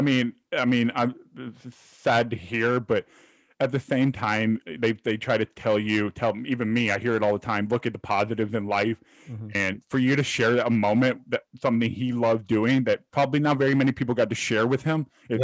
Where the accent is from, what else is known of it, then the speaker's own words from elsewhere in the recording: Miami, Florida, United States; now in Georgia, United States; I'm from Miami.